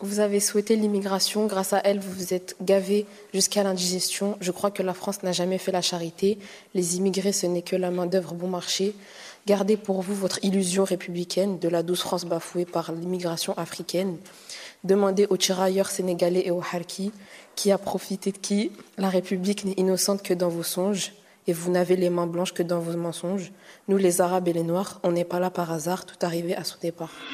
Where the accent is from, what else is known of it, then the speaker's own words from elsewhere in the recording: Algeria; en tant qu'Algérienne